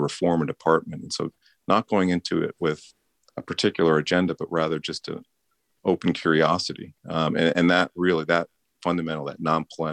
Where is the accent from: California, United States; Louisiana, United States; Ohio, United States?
Ohio, United States; I was born in 1968 to a white woman and a black man in Ohio